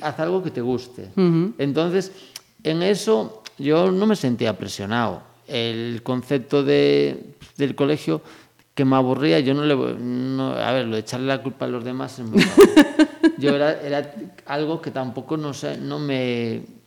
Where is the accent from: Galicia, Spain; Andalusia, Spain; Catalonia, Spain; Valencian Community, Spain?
Galicia, Spain; Moaña; moved away as an adult; also born or lived in Ourense; now in Vila de Cruces, Spain; me vine con siete años, mi conciencia pues hasta los 21 pues, pues fue, fue Moaña